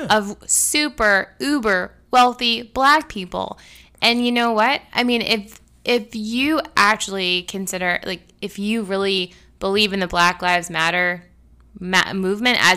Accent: Canada; now in United States; I am not originally from this country. I was born and raised in Canada

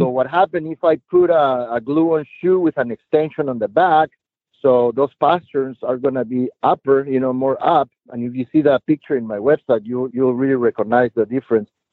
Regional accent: Lima, Peru; I was born and raised in Lima, Peru

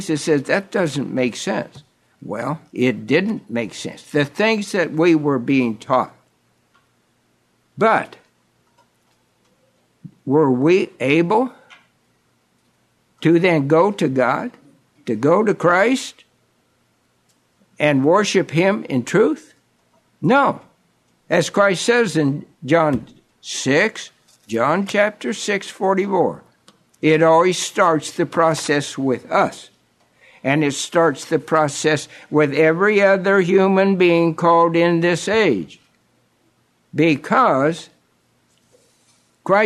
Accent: Kansas, United States; a little country boy growing up in Kansas on the flatlands

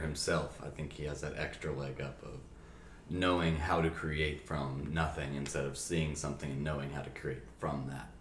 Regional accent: United States; I'm American, I'm white

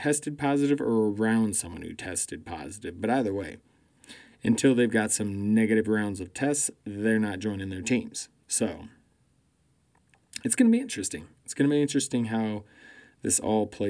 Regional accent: Denver, Colorado, United States; the Denver Broncos, my hometown team

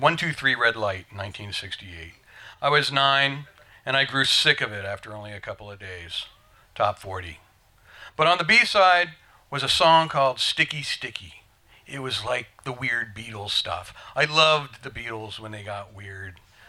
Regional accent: Vermont, United States; growing up in Vermont

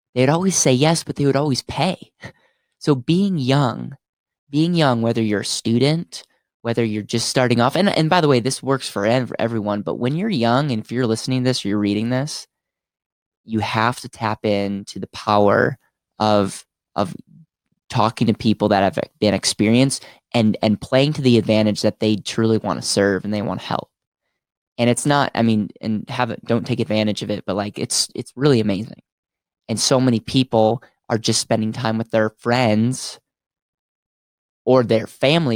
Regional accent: Stevens Point, Wisconsin, United States; University of Stevens Point, which was my hometown

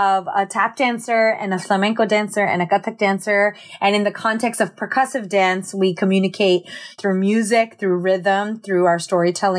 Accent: United States; by being American, by growing up here. You know, I grew up with Latinx communities

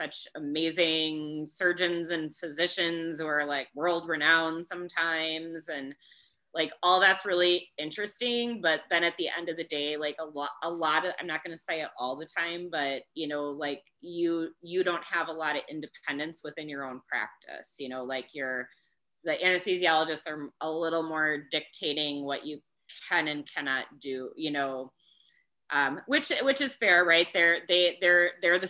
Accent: Wisconsin, United States; where I'm working now is very close to my hometown

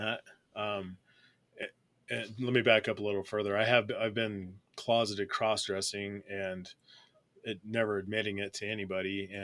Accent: Colorado, United States; growing up in Colorado, I'm a Colorado native. I've been here my whole life, and grew up

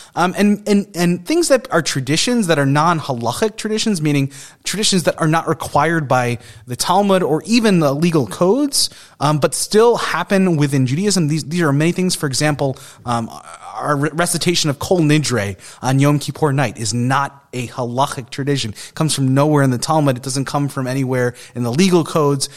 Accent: Long Island, New York, United States; a Jew growing up in Long Island where there was tons of Jews

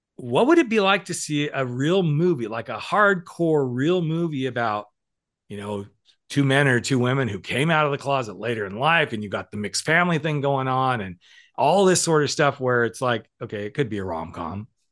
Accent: the South, United States; I grew up in the South

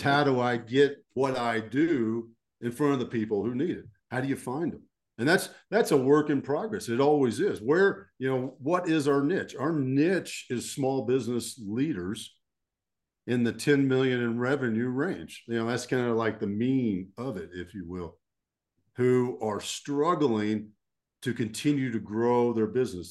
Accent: Fort Worth, Texas, United States; So I grew up in Texas, uh, and I'm a, I'm a deep Texas boy

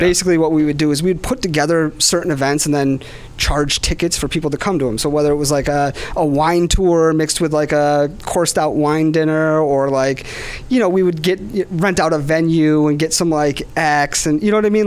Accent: Webster, New York, United States; I grew up in Webster, New York

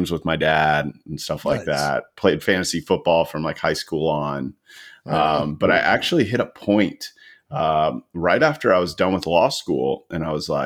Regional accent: Atlanta, Georgia, United States; also born or lived in Tallahassee, Florida; I am a native Atlantan. Been here since I was born

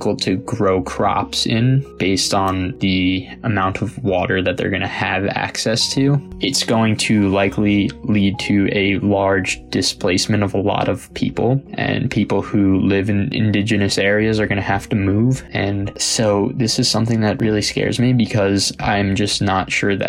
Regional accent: New York, United States; I am from New York and I'm 22 years old

